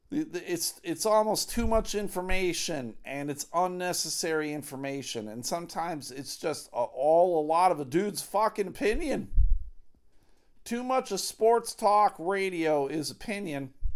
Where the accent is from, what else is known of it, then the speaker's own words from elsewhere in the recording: Buffalo, New York, United States; the good old Buffalo Bills, my hometown heroes, the Buffalo Bills